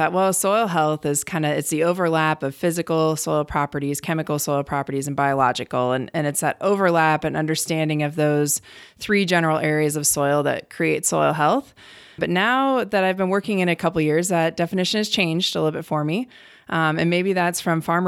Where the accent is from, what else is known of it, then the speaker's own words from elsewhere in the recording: Cleveland, Ohio, United States; moved away as an adult; also born or lived in Colorado / Wyoming / Virginia; now in North Dakota, United States; I grew up in Cleveland, Ohio, not having anything to do with agriculture